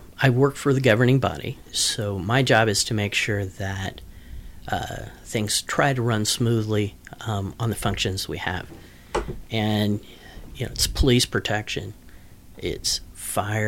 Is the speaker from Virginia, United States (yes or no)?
no; Wichita, Kansas, United States; also born or lived in Topeka, Kansas / Larned, Kansas; I grew up in Topeka and Wichita.